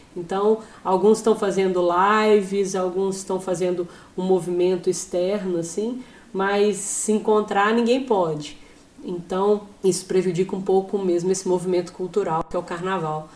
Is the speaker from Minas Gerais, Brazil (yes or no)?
yes; Belo Horizonte, Minas Gerais, Brazil; eu sou de Belo Horizonte